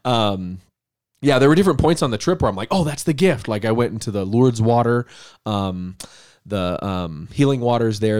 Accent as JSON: {"language": "English", "town": "Denver", "region": "Colorado", "country": "United States", "tie": "born or raised there", "also_born_or_lived": "Littleton, Colorado / Castle Pines, Colorado", "said": "I grew up in Denver, um, in the suburb of Littleton up north"}